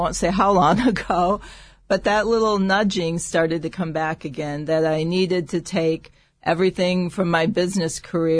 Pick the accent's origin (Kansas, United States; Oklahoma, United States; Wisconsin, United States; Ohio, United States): Ohio, United States; Toledo; I grew up in Toledo, Ohio